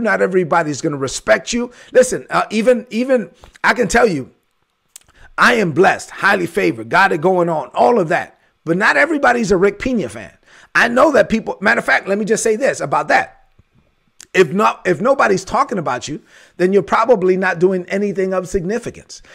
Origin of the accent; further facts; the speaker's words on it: New York City, New York, United States; I grew up in the ghetto. I gr-, I'm from East New York, Brooklyn